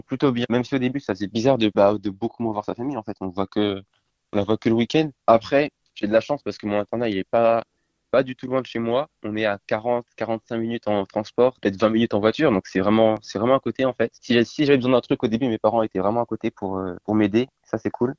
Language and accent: French; Nantes, Pays de la Loire, France; also born or lived in Brest; Je suis né à Brest et euh, je suis venu à Nantes